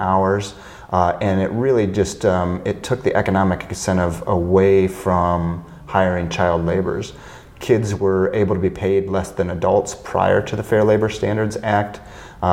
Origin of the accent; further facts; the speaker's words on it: Illinois, United States; near my hometown